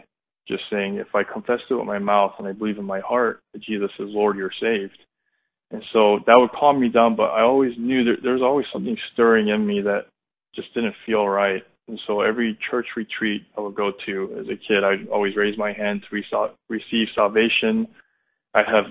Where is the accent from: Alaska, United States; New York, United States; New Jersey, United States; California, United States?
California, United States; around Orange County; I was born and raised in California, around Orange County.